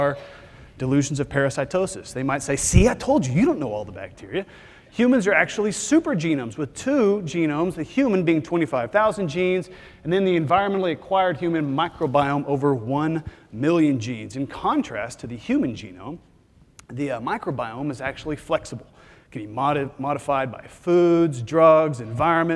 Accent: Texas, United States; I'm from Texas because I'm from Texas

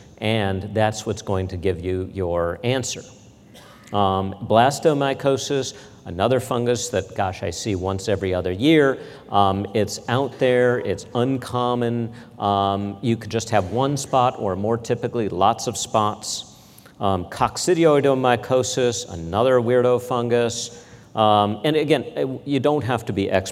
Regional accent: Midwest, United States; growing up in the Midwest

